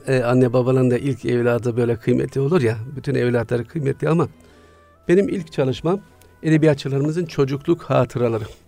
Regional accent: Siirt, Siirt Province, Turkey; Güneydoğu'nun ücra bir şehrinde Siirt'te doğdum.

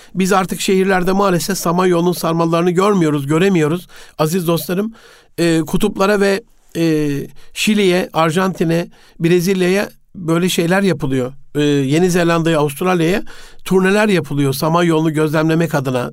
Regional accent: Osmaniye, Turkey; bir evde büyüdüm e, Osmaniye'de.

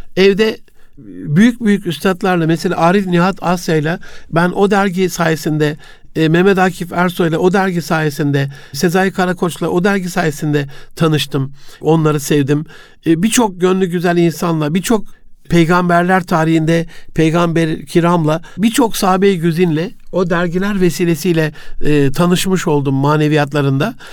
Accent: Osmaniye, Turkey; also born or lived in Gaziantep; babamın görevi dolayısıyla Osmaniye'ye tayini çıkmıştı. 67 Antep doğumluyum. 74'te biz Osmaniye'ye geldik

